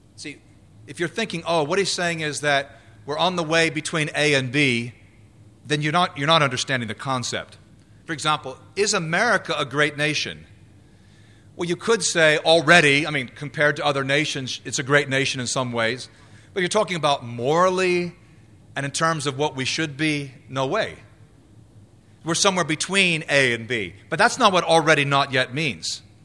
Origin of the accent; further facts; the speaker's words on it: United States; I was born in the U S. I am an American citizen